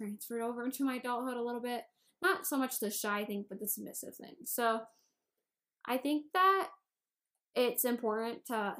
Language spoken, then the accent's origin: English; Indiana, United States; I'm from Indiana.